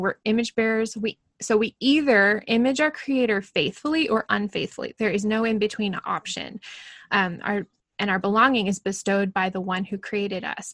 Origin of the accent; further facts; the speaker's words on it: Portland, Oregon, United States; moved away as an adult; now in Alberta, Canada; I live a thousand miles almost exactly from where I grew up in the Portland area